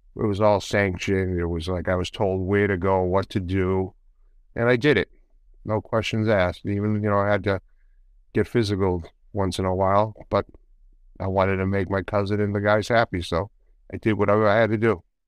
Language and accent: English; Boston, Massachusetts, United States; also born or lived in Medford, Massachusetts; I was born in Boston, right out in, in the north end of Boston, and then we moved to the outskirts in a city, in a s, town city, actually, called Medford, Massachusetts